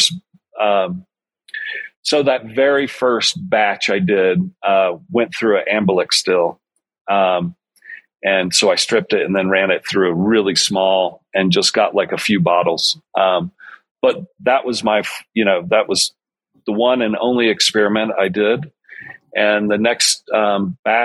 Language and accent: English; Georgia, United States; now in Colorado Springs, United States; I'm from Georgia